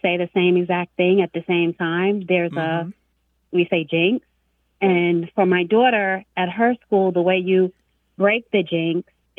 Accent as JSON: {"language": "English", "area": "Long Island", "region": "New York", "country": "United States", "tie": "born or raised there", "moved": "yes", "lives_now": "Jacksonville, United States", "said": "I grew up in Long Island"}